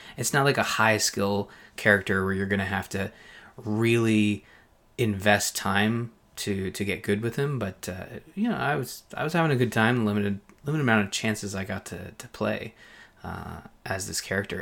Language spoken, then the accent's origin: English; Belleville, Ontario, Canada; up in Belleville, my hometown